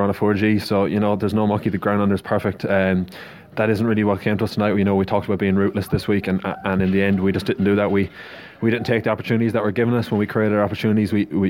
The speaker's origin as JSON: {"language": "English", "town": "Galway", "region": "Connacht", "country": "Ireland", "said": "we're from Galway, from the rest of Ireland."}